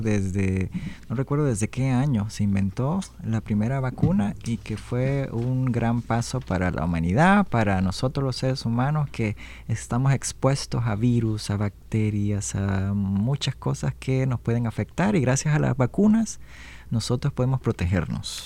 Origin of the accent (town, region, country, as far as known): Honduras; born or raised there; now in Washington, United States